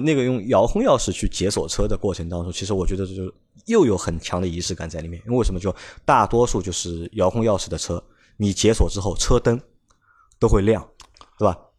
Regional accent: China; 我们中国人

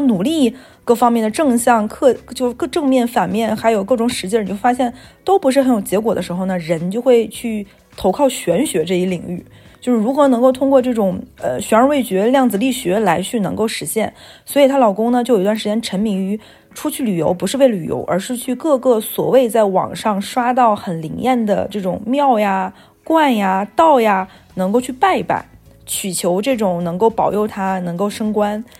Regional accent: Northeast China, China; moved away as an adult; also born or lived in Wuhan; 我们是东北人

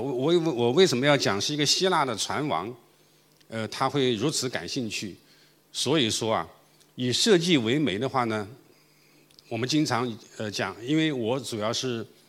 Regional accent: China; also born or lived in Guangzhou; 我们中国人

